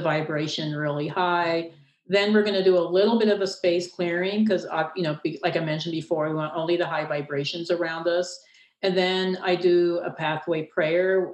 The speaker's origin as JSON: {"language": "English", "town": "Castle Rock", "region": "Colorado", "country": "United States", "tie": "born or raised there", "said": "my hometown in Castle Rock, Colorado"}